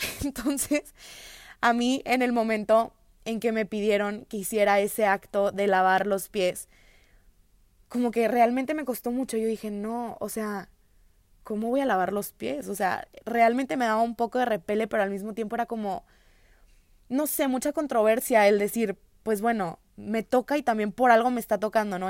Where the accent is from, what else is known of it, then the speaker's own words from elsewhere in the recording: Monterrey, Nuevo León, Mexico; Soy de Monterrey, tengo 20 años